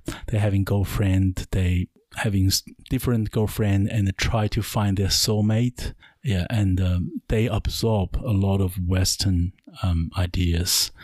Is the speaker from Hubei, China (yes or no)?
yes; Wuhan, Hubei, China; now in New Zealand; my hometown is uh, is in China, so I'm a Chinese